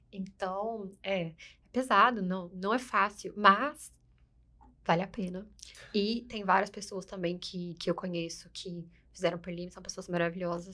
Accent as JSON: {"language": "Portuguese", "country": "Brazil", "moved": "yes", "lives_now": "United States", "said": "a gente é brasileiro, a gente tem essas características"}